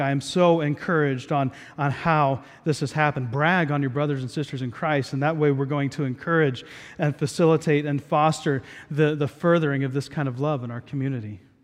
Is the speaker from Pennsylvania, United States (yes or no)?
no; Southeast Ohio, United States; moved away; I grew up in Southeast Ohio